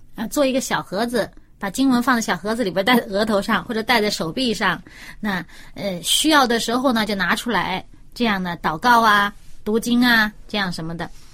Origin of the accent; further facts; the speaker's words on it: China; 我们中国人也有啊